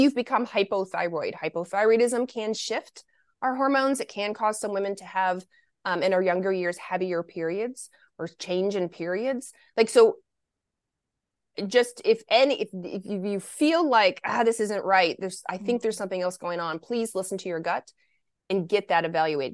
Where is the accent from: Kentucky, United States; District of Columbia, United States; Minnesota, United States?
Kentucky, United States; Lexington; also born or lived in Michigan; I was born in Michigan, but I was raised in Lexington, Kentucky